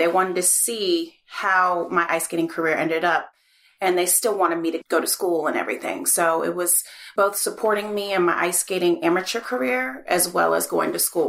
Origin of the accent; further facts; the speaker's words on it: Charlotte, North Carolina, United States; So we moved around a little bit on the East Coast and settled in Charlotte. And, you know, that's part of how I grew up in Charlotte is just living in Charlotte in the South, growing up ice skating and performing, going to school there, pretty much a normal life.